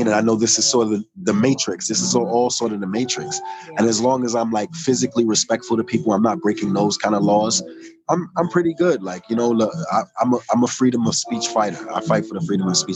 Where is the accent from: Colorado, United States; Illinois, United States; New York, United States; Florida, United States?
New York, United States; New York City; I'm from New York